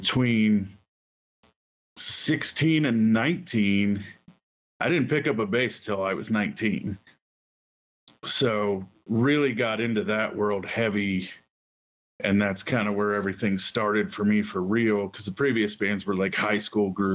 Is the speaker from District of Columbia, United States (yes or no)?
no; Huber Heights, Ohio, United States; also born or lived in Englewood, Ohio / Dayton, Ohio; now in Colorado, United States; I grew up mostly in Huber Heights until I was about 16. And then I lived in Inglewood